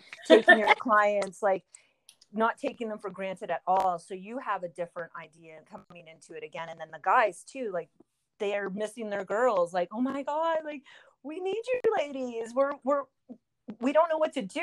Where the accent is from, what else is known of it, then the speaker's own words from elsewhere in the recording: Canada; I'm Canadian